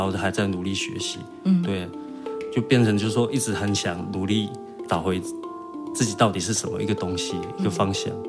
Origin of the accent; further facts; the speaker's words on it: northern Taiwan, Taiwan; moved away as an adult; also born or lived in Haocha, Pingtung County, Taiwan; now in Taitung, Taiwan; 从小是在北部长大